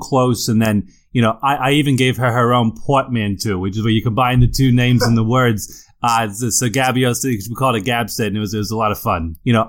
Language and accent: English; Bronx, New York, United States; I'm actually from the Bronx.